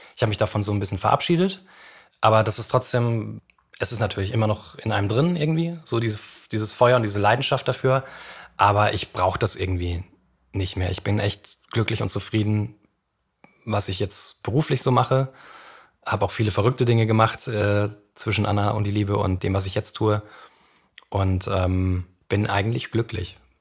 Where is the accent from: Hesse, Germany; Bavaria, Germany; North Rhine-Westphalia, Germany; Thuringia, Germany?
Bavaria, Germany; Franconia; Ich komme aus Franken